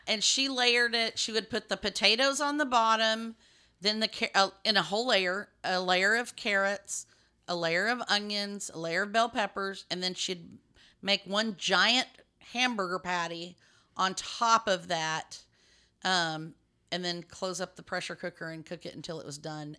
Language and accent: English; West Texas, United States; moved away; I grew up in West Texas